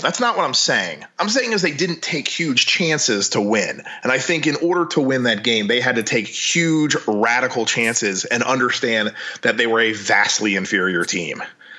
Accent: Louisiana, United States; we're from Louisiana

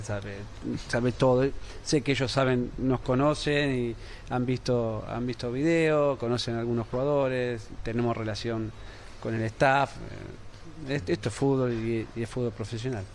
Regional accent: Argentina; como argentino

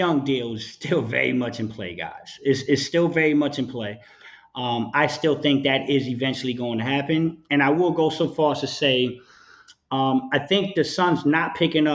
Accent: New York, United States; I'm from New York

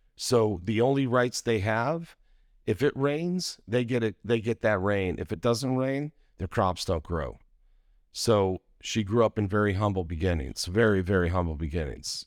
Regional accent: Idaho Falls, Idaho, United States; moved away as an adult; also born or lived in Utah; I grew up in Idaho Falls, Idaho.

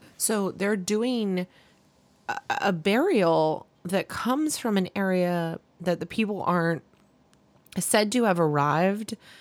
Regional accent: Tennessee, United States; growing up in Tennessee

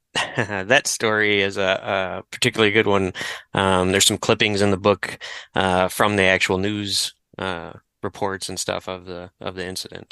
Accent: Detroit, Michigan, United States; as a native Detroiter

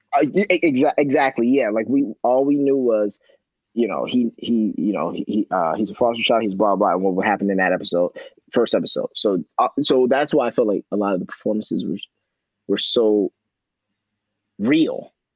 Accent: Chicago, Illinois, United States; I come from Southside Chicago

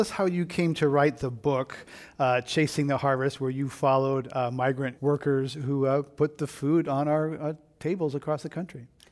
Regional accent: Monterey County, California, United States; moved away; I grew up in Monterey County, which is about 100 miles south of San Francisco, big agricultural county

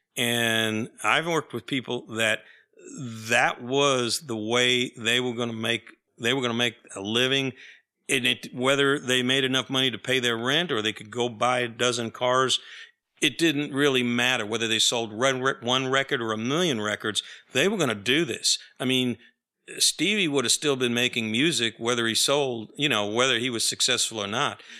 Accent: New York, United States; now in Austin, United States; I grew up in New York

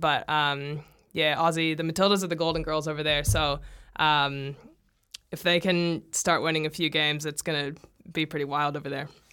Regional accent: United States; now in New Zealand; my home country

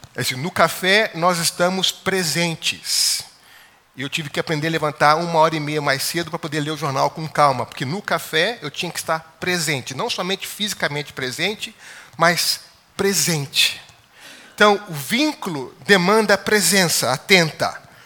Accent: Baixada Fluminense, Rio de Janeiro, Brazil; eu cresci na Baixada Fluminense, no Rio de Janeiro

